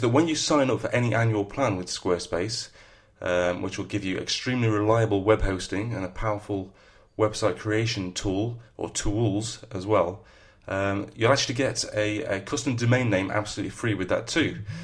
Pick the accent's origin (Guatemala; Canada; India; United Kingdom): United Kingdom; the north of England; accent: northern; my northern accent